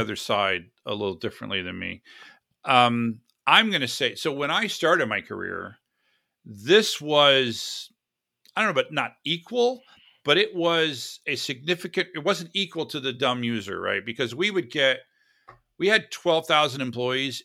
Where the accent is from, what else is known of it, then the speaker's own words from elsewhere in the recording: Florida, United States; now in San Diego, United States; I am from Florida. originally from Florida